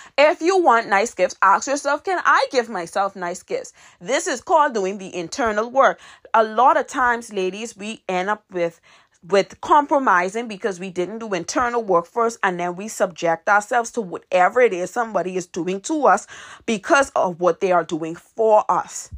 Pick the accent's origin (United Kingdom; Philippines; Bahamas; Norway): Bahamas; Nassau, New Providence; my hometown, which is Nassau, Bahamas.